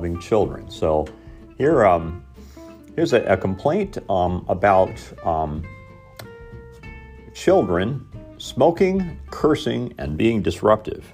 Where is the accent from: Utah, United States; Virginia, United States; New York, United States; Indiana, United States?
Indiana, United States; Mitchell; Spitting was fairly commonplace when I grew up in Mitchell, Indiana.